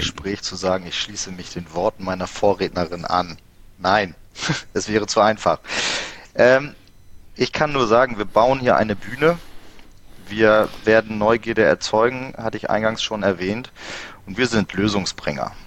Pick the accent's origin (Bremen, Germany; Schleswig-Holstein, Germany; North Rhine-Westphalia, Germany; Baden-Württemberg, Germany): Bremen, Germany; moved away as an adult; now in Emsland, Germany; Ich komme gebürtig aus Bremen. Der Liebe wegen im Emsland gelandet